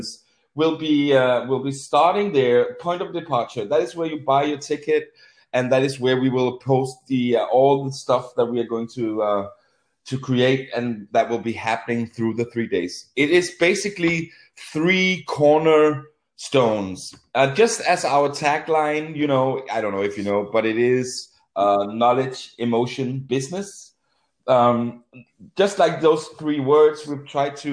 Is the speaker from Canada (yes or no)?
no; Copenhagen, Capital Region of Denmark, Denmark; I'm from Copenhagen